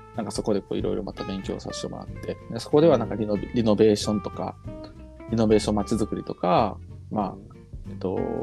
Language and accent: Japanese; Asago, Hyogo, Japan; moved away as an adult; 岩柘、まあ、僕の実家の住所も岩柘